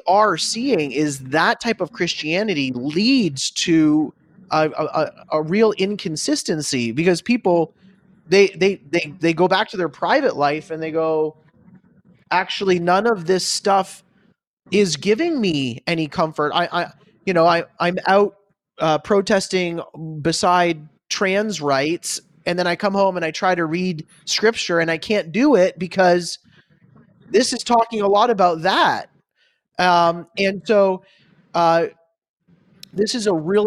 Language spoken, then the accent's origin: English; Canada; moved away as an adult; now in United States; I am a pastor from Canada now living in the United States